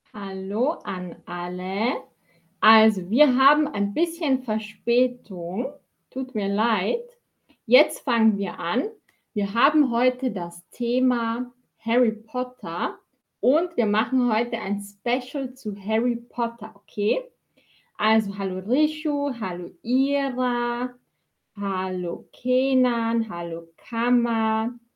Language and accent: German; Austria; ich bin aus Österreich ich bin aus Österreich